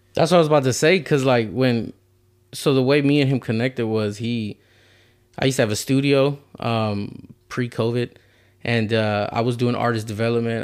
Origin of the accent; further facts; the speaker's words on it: Houston, Texas, United States; I'm from the South Side, too